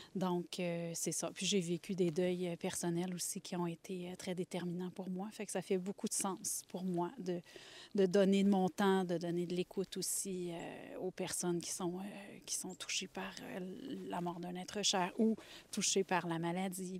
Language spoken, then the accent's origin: French; Laurentides, Quebec, Canada; je suis des Laurentides depuis que je suis toute petite